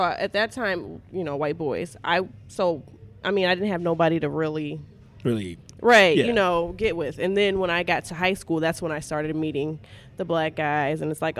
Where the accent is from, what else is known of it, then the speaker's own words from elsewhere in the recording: Jackson, Michigan, United States; The part that I lived in was actually, it was Michigan Center area. So, I grew up all white neighborhood.